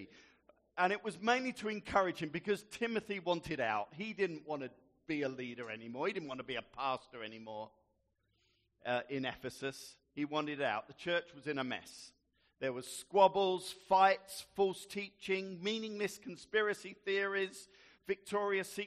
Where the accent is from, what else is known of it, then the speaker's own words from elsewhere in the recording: Gravesend, South East England, United Kingdom; growing up in Gravesend